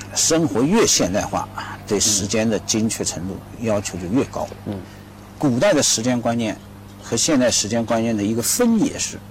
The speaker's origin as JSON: {"language": "Chinese", "country": "China", "said": "我们中国人愿意把它弄得更直观"}